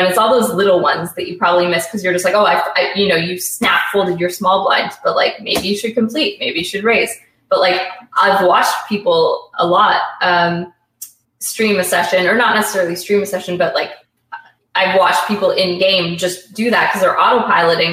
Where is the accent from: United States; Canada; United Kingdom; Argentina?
Canada; being Canadian